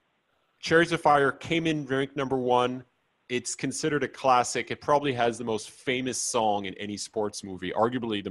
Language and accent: English; United States; now in Israel; I'm American originally, but I'm based these days in Israel